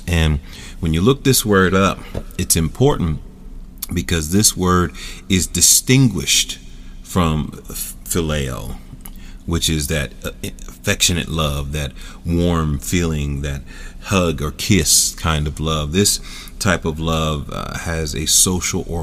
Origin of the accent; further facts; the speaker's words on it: Philadelphia, Pennsylvania, United States; Philadelphia, my hometown